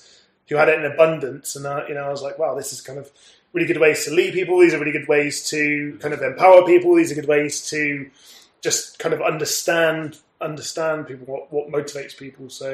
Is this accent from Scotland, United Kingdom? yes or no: no; Somerset, South West England, United Kingdom; moved away; the town where I grew up in Somerset